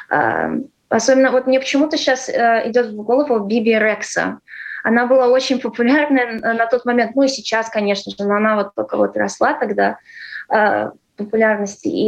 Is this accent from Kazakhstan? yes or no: no; Ireland; also born or lived in Latvia / California; Нет, я выросла в Ирландии. Но ну, я здесь родилась, и в 6 лет э, мы уехали.